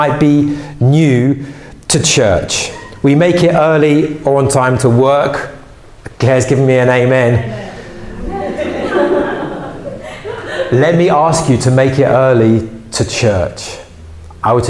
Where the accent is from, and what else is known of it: England, United Kingdom